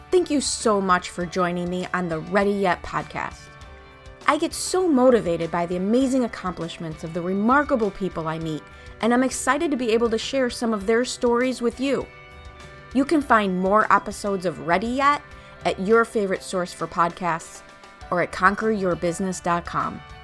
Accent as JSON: {"language": "English", "town": "Chicago", "region": "Illinois", "country": "United States", "tie": "born or raised there", "said": "So I grew up in Chicago"}